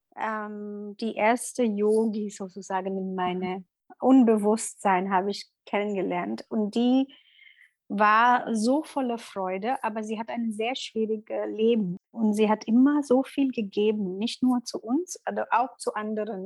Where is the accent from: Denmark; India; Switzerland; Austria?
India; Mumbai, Maharashtra; German is a second language; moved away as an adult; also born or lived in Middle East; now in Berlin, Germany; ich komme aus Indien und bin ähm, Yogalehrerin und bin Mutter von zwei Kindern. Und ähm, ursprünglich komme ich aus Mumbai und wohne in Berlin seit acht Jahren jetzt